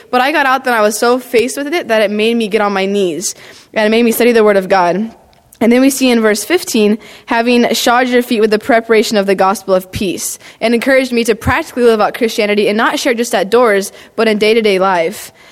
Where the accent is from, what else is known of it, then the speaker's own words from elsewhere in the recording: Clovis, California, United States; I grew up in Clovis, Fresno, Central California